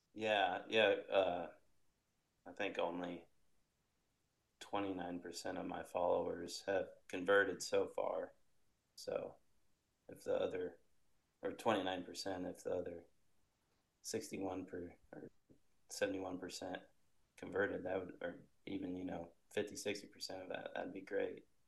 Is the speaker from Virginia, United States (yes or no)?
no; Indiana, United States; I'm from Indiana, so I kind of been sticking to the Midwest